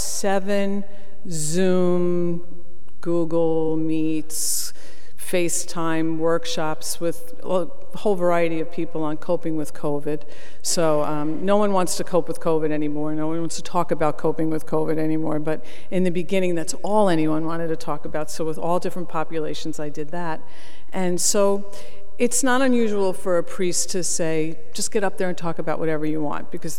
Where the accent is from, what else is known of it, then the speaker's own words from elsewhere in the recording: Oceanside, California, United States; moved away; I grew up in Oceanside